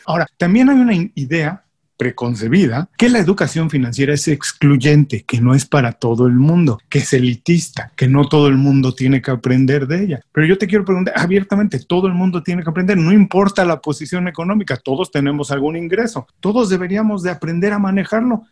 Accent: Mexico; yo soy mexicano y en México tenemos la costumbre

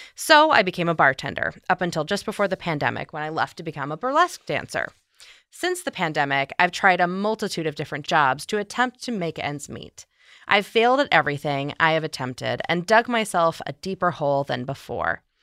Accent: outside Chicago, Illinois, United States; accent: Midwestern; I'm from outside Chicago

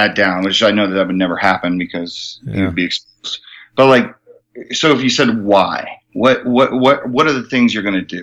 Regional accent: New Jersey, United States; growing up in Jersey

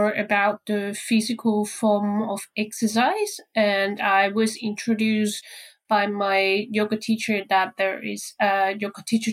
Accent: Hong Kong; moved away as an adult; now in Brisbane, Australia; my hometown in Hong Kong

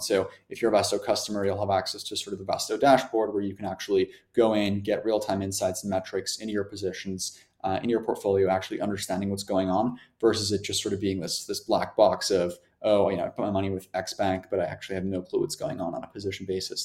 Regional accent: Germany; moved away; I'm originally from Germany

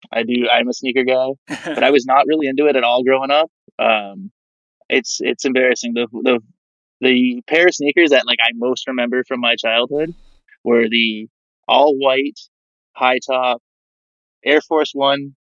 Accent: Canada; as a Canadian, Steve Nash was that guy growing up

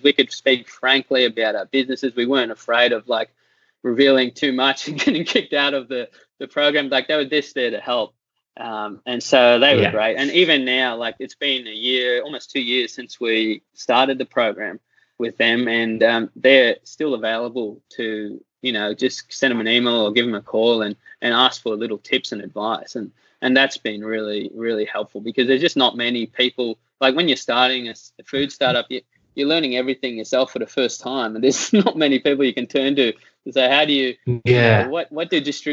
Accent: Australia; also born or lived in United States; as an Australian

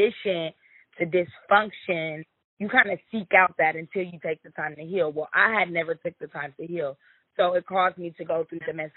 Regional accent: Omaha, Nebraska, United States; I was born in Omaha, Nebraska

